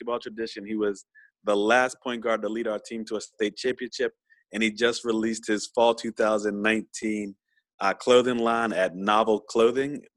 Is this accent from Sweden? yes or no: no; Virginia, United States; since I'm from VA, I'm kind of from the South.